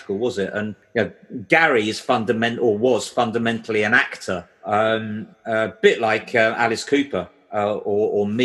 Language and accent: English; Canterbury, South East England, United Kingdom; I grew up in Canterbury and nobody ever came to Canterbury.